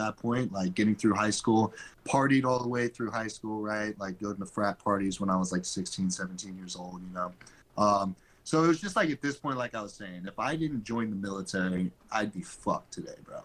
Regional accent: Chico, California, United States; I'm from Chico, California.

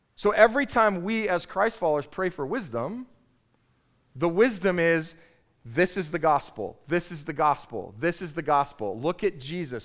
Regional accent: United States; I'm an American

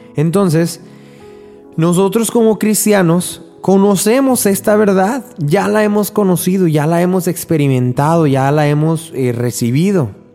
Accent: Mexico; en mi, en mi país, en México

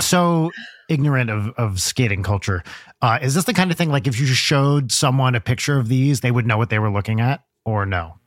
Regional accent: New Jersey, United States; I grew up in Jersey

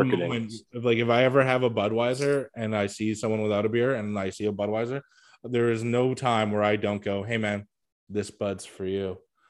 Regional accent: Canada; I am Canadian.

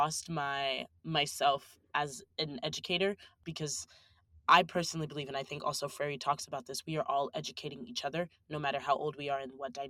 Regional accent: the South, United States; We didn't really read a lot of theory in high school. I was from the South

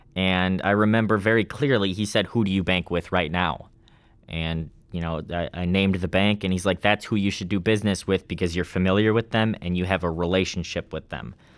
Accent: Ladysmith, Wisconsin, United States; I'm from Lady Smith, Wisconsin. It's about an hour fifteen or so north of Eau Claire

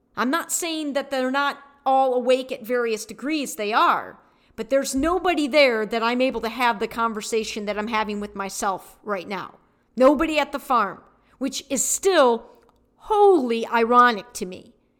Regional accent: Detroit, Michigan, United States; I was born in Detroit

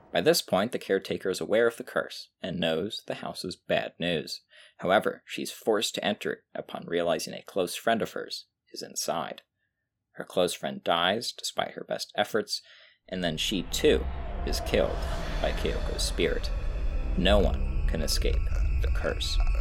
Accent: United States; we're American

